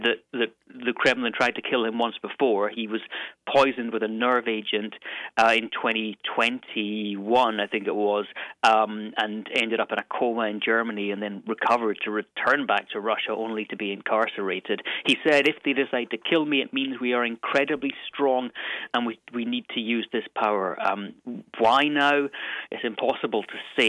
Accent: Stirling, Scotland, United Kingdom; now in London, United Kingdom; The town or city I'm from is called Stirling

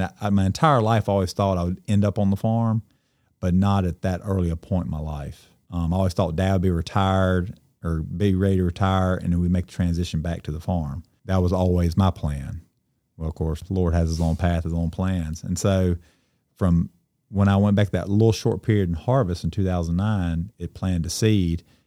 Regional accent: Cleveland, Mississippi, United States; I grew up in Cleveland, and I'm technically, I guess, a second generational farmer.

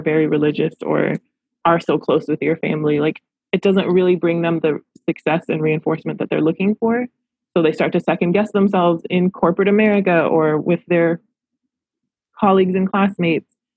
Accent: Los Angeles, California, United States; I love my hometown. I love Los Angeles

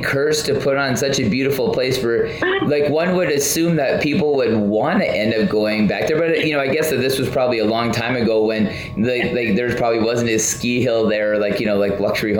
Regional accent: Southern Alberta, Canada; now in British Columbia, Canada; I'm from Southern Alberta where, you know, it's a very dry cold too. It can be like, you know, minus 30 in Southern Alberta, and it's cold, but it's a lot different kind of cold than coastal BC.

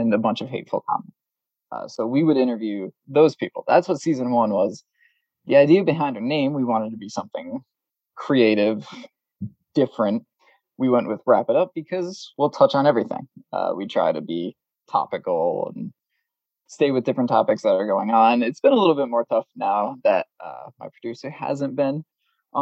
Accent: Massachusetts, United States; we know a lot of people who we grew up with here in the Massachusetts area

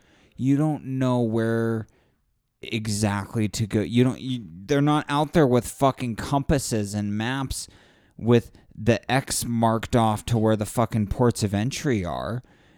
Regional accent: San Diego, California, United States; I grew up in San Diego.

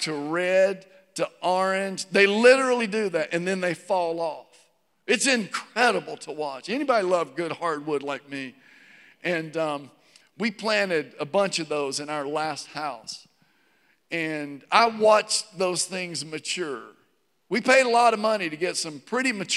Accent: Virginia, United States; now in Georgia, United States; growing up in Virginia, I think a lot about hardwoods. We didn't have pine trees in Virginia

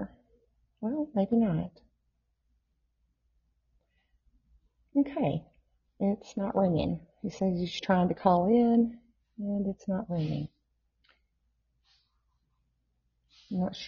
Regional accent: Tennessee, United States; I grew up in Tennessee in a Southern Baptist household.

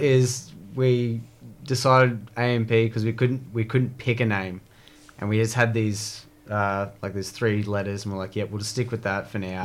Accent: Blackwater, Queensland, Australia; all of us are actually growing up in Blackwater together

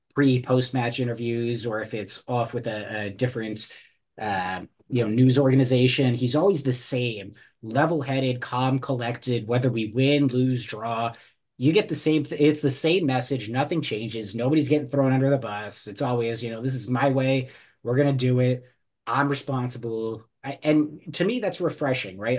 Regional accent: New Jersey, United States; I grew up in New Jersey

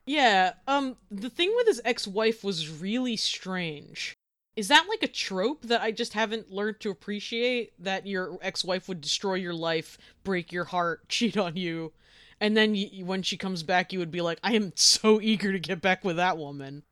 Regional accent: Boston, Massachusetts, United States; accent: Boston; Most people only have a Boston accent when we're angry

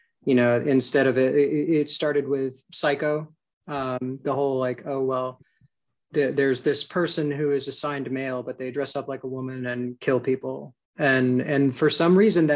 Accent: South Carolina, United States; I grew up in South Carolina in a holiness church.

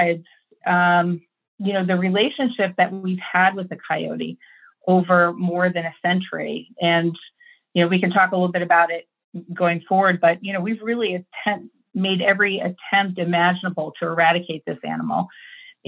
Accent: New England, United States; I grew up primarily on the East Coast, New England area

